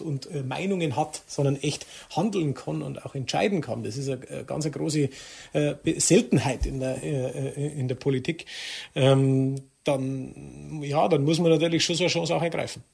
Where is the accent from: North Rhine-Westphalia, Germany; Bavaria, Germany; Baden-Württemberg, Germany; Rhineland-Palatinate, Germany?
Bavaria, Germany; Traunstein district; ich kehre da her und, und ich möchte nirgends woanders sein und, und das ist meine Heimat